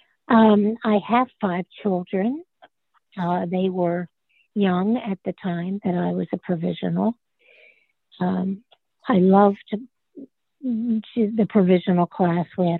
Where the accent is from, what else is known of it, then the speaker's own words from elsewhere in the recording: Haddonfield, New Jersey, United States; also born or lived in Bordentown, New Jersey; I had grown up in Haddonfield, New Jersey, which is South Jersey